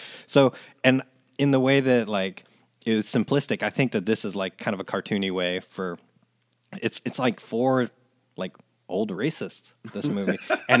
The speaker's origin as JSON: {"language": "English", "region": "the South", "country": "United States", "tie": "born or raised there", "said": "I learned more like slurs watching that movie than I had in my life growing up in the South."}